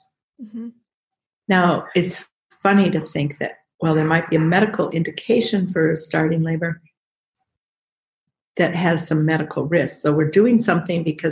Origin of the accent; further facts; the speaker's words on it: Minneapolis, Minnesota, United States; I'm a midwife from Minnesota, Midwest, Minneapolis, Minnesota